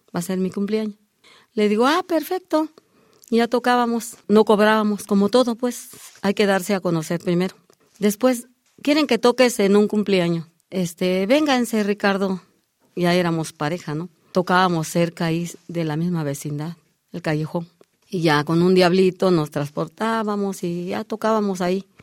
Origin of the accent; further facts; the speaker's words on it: Chiapas, Mexico; moved away; yo llego de Chiapas porque yo soy nacida en Chiapas